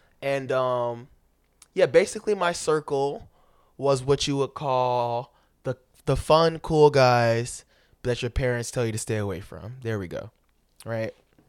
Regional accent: Florida, United States; born there; I was born in Florida, you know, it'd be nice, you know, to just, I hadn't been there in like 10 years, 15, maybe 20.

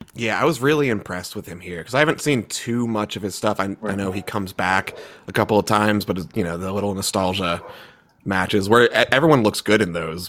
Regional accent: Baltimore, Maryland, United States; now in Minnesota, United States; I'm from Baltimore. I'm living in Minnesota right now

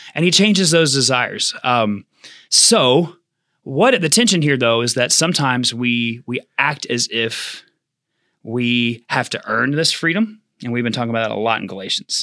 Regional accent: United States; as American Christians

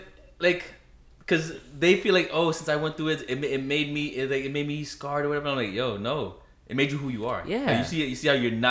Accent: New York, United States; moved away as an adult; now in Miami, United States; I'm not even from Miami. I'm from New York.

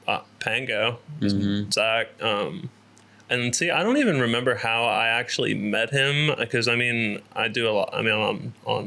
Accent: Cincinnati, Ohio, United States; moved away as an adult; also born or lived in Columbus, Ohio; now in Atlanta, United States; originally from Columbus, Ohio, and then moved to Cincinnati when I was 7 or 8. And then after that, 2 years ago, I moved to Atlanta, Georgia, and I live there now.

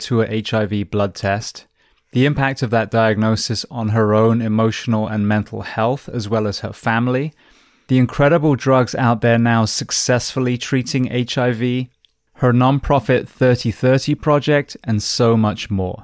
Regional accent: England, United Kingdom; now in United States; the UK, where I'm from originally

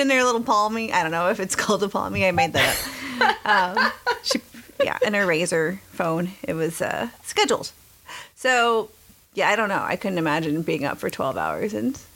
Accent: Texas, United States; Growing up in Texas

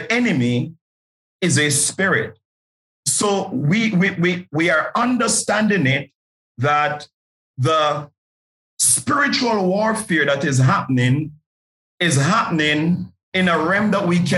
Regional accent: Jamaica; I grew up in a place you would refer to as Nazareth. It's flankers in Jamaica

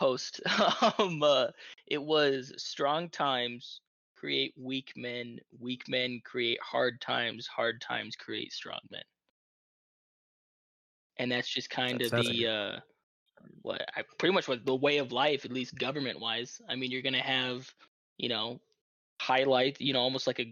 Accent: Illinois, United States; I'm from Illinois

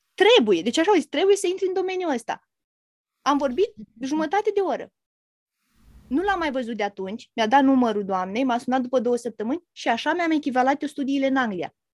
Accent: Romania; moved away as an adult; now in England, United Kingdom; sunt din România

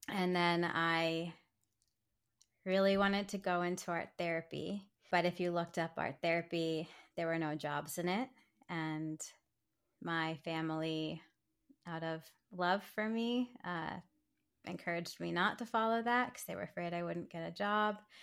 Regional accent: Silver Spring, Maryland, United States; I'm from Silver Spring, Maryland

